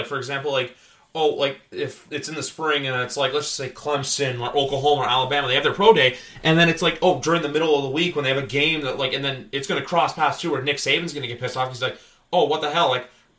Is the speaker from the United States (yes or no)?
no; Canada; I'm going to say provinces because I'm Canadian